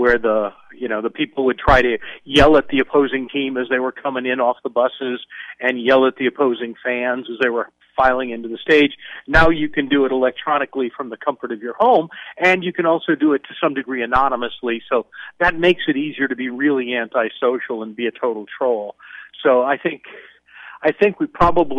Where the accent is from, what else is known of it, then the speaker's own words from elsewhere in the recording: outside of Chicago, Illinois, United States; moved away; I was a kid growing up outside of Chicago